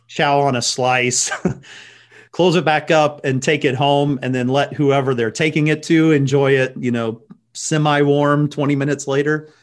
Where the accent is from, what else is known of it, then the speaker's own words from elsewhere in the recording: Austin, Texas, United States; growing up in Austin, Texas